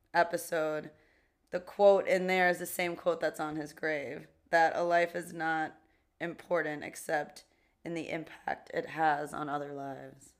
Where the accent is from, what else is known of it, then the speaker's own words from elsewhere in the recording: New York City, New York, United States; I grew up in Jackson Heights.